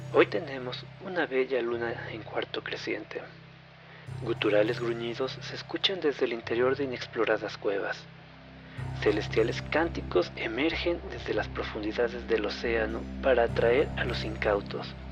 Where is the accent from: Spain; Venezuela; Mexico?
Mexico; el malinchista que llevamos dentro todos los mexicanos